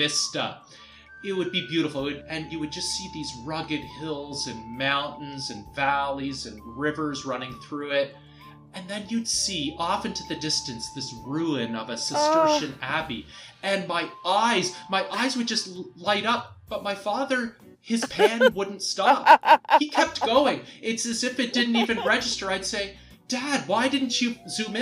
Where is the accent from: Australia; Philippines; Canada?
Canada; Toronto, Ontario; moved away; I grew up in Toronto